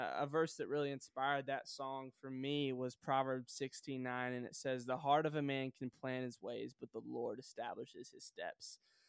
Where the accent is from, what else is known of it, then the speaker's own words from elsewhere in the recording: Sioux Falls, South Dakota, United States; also born or lived in Joplin, Missouri; now in Nashville, United States; I was born in Joplin, Missouri, and okay. I moved to Sioux Falls, South Dakota when I was 9 years old.